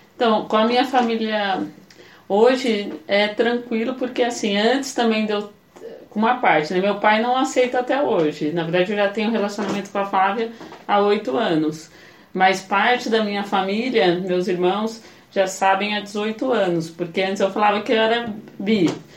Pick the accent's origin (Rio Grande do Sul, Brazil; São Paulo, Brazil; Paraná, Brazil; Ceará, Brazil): São Paulo, Brazil; Taubaté; moved away as an adult; also born or lived in Campinas; sou de Taubaté, vim pra Campinas pra fazer sociologia